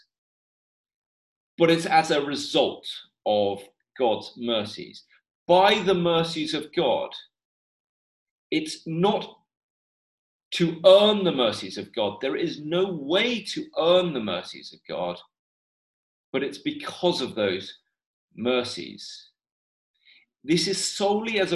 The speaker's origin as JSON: {"language": "English", "region": "London", "country": "United Kingdom", "tie": "born or raised there", "said": "when I was a teenager growing up in the Chinese church in London"}